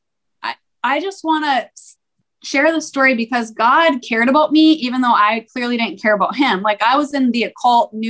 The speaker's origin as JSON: {"language": "English", "country": "United States", "said": "I'm American"}